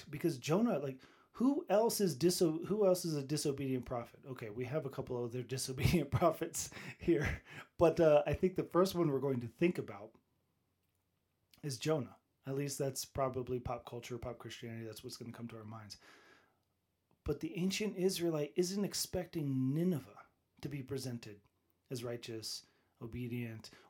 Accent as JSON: {"language": "English", "country": "United States", "said": "I'm an American"}